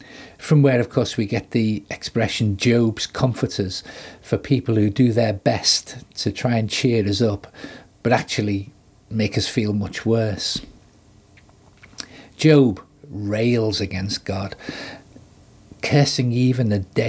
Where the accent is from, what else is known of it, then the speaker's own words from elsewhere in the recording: Liverpool, North West England, United Kingdom; as a Scouser, it's in my DNA to make witty or sarcastic comments